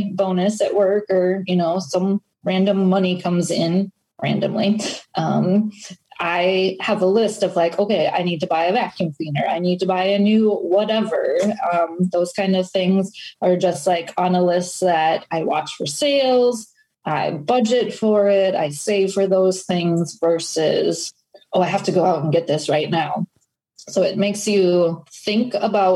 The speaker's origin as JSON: {"language": "English", "region": "Wisconsin", "country": "United States", "also_born_or_lived": "Florida", "moved": "as an adult", "said": "I'm just from Wisconsin."}